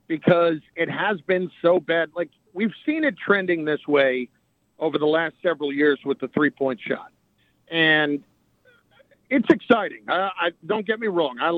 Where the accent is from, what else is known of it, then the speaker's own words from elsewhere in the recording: New Jersey, United States; I'm a Jersey guy. I grew up in New Jersey, and I've lived there basically all of my life